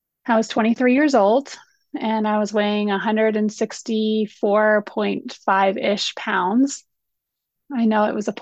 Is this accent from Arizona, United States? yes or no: no; Colorado, United States; I grew up here in Colorado